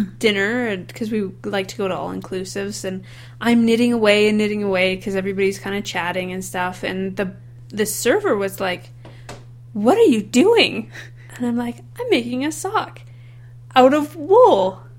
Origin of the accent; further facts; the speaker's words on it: Canada; as a Canadian, 24 is warm, right?